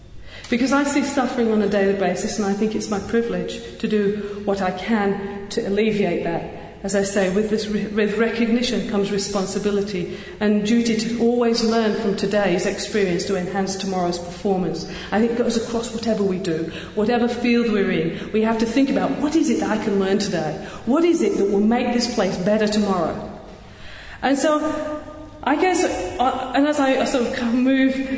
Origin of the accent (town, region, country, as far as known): Yorkshire and the Humber, United Kingdom; accent: Yorkshire; also born or lived in Western Australia; now in Australia